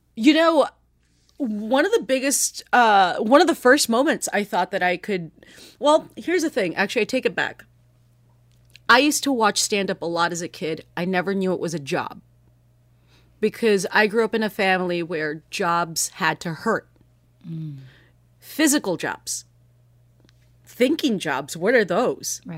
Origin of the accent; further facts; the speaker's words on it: United States; first language Spanish; English is a second language; Spanish is my first language, right? But in English, you know, I look, I grew up here